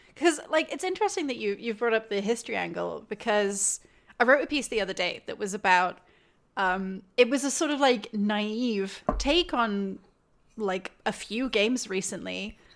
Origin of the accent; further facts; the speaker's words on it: United Kingdom; outsider here, meaning I'm British